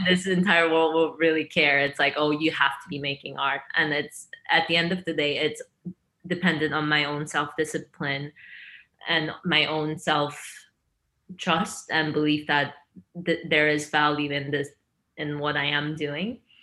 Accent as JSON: {"language": "English", "country": "China", "tie": "born or raised there", "also_born_or_lived": "Korea", "moved": "yes", "said": "I'm half Chinese, half Korean, and I grew up in China and Korea, half and half kind of, but mostly in China"}